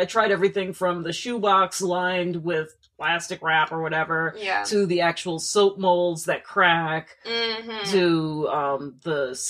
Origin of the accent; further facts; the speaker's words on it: New Jersey, United States; now in Hawaii, United States; we're both from New Jersey